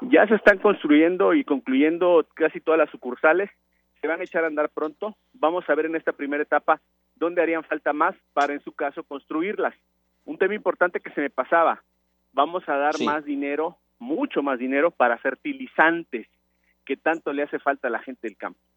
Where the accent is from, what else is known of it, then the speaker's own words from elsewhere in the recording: Minatitlán, Veracruz, Mexico; Minatitlán, donde yo soy, como ustedes saben, yo nací y crecí en Minatitlán